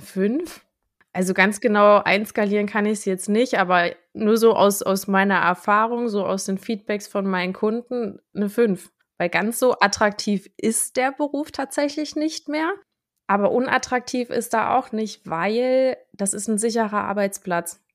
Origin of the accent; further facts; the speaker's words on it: Thuringia, Germany; now in near Bautzen, Germany; ich bin ja ursprünglich Thüringerin